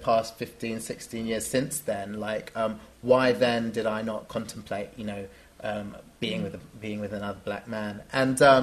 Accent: London, United Kingdom; growing up in London and being in the UK

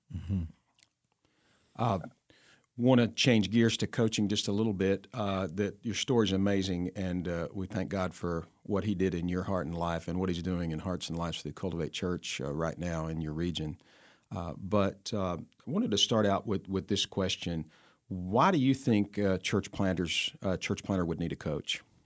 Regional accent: New Jersey, United States; the uh, county I was born in in New Jersey

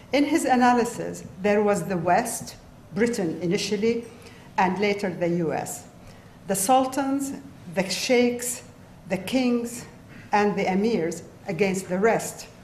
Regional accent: Saudi Arabia; as a child growing up in Saudi Arabia in the 1960s and 1970s

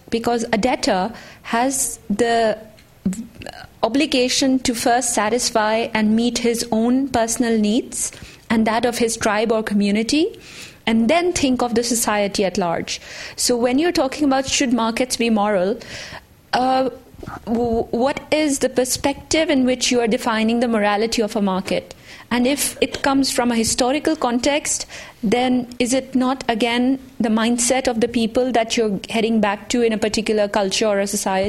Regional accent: Pakistan; moved away; I come from a tribal society or feudal mindset. I come from Pakistan.

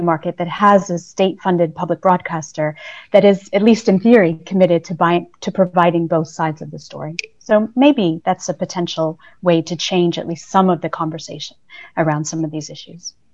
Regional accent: United States; now in United Kingdom; being an American who now lives in the UK

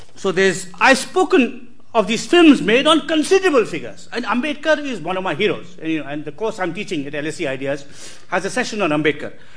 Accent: Karnataka, India; my home state Karnataka

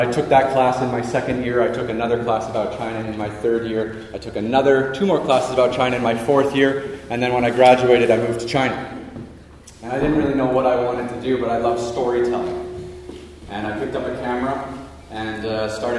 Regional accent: Toronto, Ontario, Canada; I was born and raised in Toronto, Canada

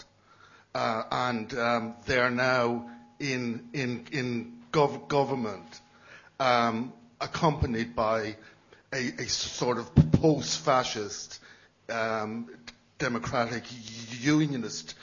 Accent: Ireland; now in London, United Kingdom; I'm Irish, living in London

